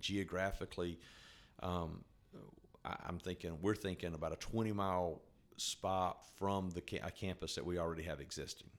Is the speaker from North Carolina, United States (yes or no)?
yes; North Carolina, United States; I was born and raised in North Carolina